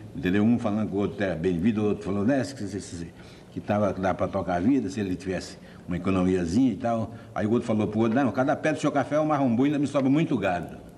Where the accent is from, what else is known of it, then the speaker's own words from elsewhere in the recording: Araçatuba, São Paulo, Brazil; also born or lived in Monte Azul, Minas Gerais; mineiro de nascimento e paulista de, criação